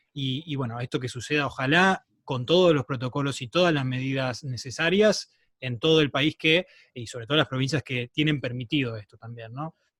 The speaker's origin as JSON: {"language": "Spanish", "region": "Entre Ríos", "country": "Argentina", "moved": "yes", "said": "vengo de un pueblo de Entre Ríos"}